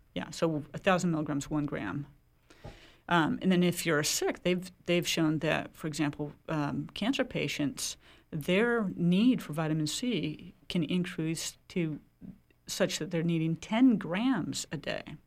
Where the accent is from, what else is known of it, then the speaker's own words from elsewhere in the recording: Oregon, United States; now in Maine, United States; I come from Oregon